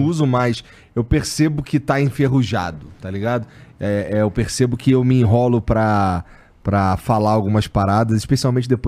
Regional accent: Rio de Janeiro, Brazil; accent: carioca; moved away; Eu sou lá do. Bom, eu morei eu morava no Rocha.

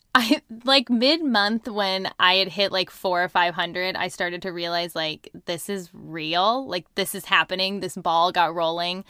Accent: Seattle, Washington, United States; I'm in, um, outside Seattle. That's where I was born and raised. I've lived here my whole life.

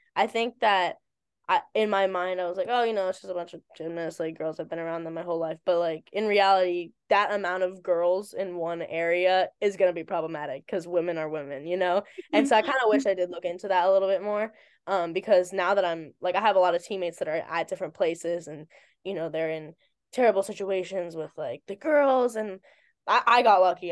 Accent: Virginia, United States; moved away as an adult; now in New Jersey, United States; I'm from Virginia.

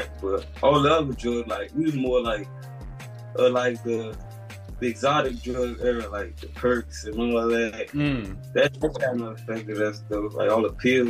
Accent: Largo, Maryland, United States; also born or lived in Capitol Heights, Maryland; Growing up in Maryland, it was cool. Like, I'm originally from Capitol Heights, Maryland, but like, I pretty much grew up in Logan, Maryland.

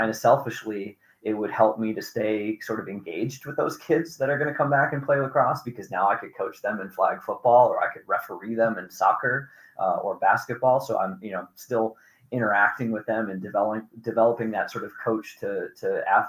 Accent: New York, United States; also born or lived in New Hampshire; now in Missoula, United States; I'm a New Yorker

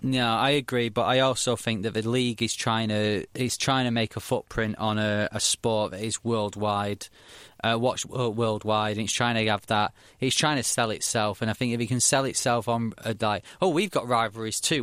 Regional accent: Manchester, North West England, United Kingdom; I come from Manchester, so it's Man United and City or Man United and Liverpool

